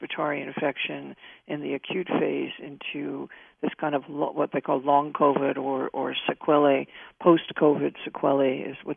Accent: New York, United States; as a New Yorker

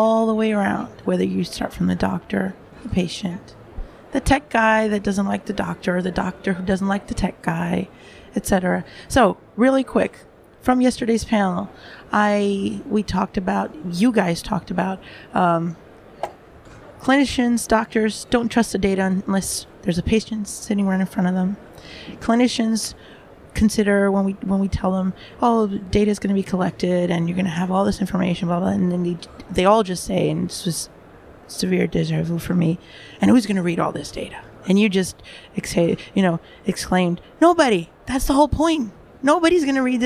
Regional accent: New York City, New York, United States; now in Europe; I'm stationed now, working primarily in Europe, although I'm from the Bronx myself in the U.S.

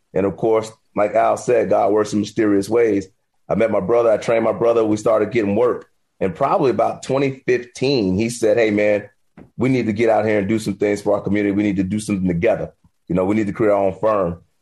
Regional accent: Miami, Florida, United States; I'm from Liberty City, Miami, Florida

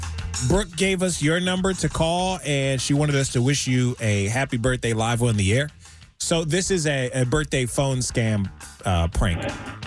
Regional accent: Virginia, United States; moved away; also born or lived in North Carolina; I grew up in Virginia. I moved 3 hours to North Carolina.

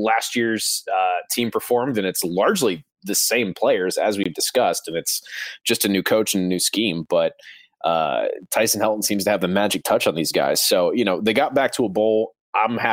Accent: Ohio, United States; growing up in Ohio

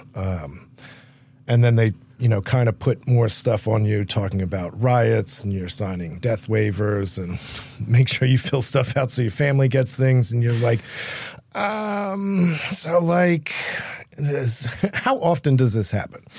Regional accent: Philadelphia, Pennsylvania, United States

